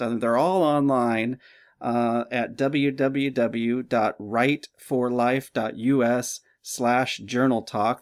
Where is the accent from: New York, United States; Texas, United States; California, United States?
California, United States; Simi Valley; I grew up in Simi Valley